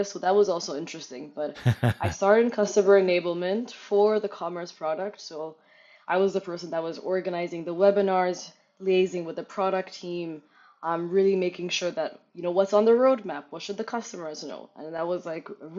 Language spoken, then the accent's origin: English; Addis Ababa, Ethiopia; moved away as an adult; also born or lived in Germany; I'm raised in the capital city of Addis Ababa